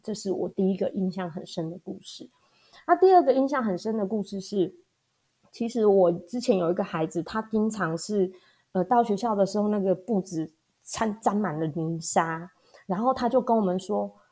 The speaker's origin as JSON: {"language": "Chinese", "region": "Hualien County", "country": "Taiwan", "tie": "born or raised there", "also_born_or_lived": "Taipei", "said": "我是土生土长的花莲人。那大学的时候呢，到台北去念书开了几年的眼界，然后又回到花莲比较南区的地方。在山区的小学待了十几年之后，现在服务的是农村的小学"}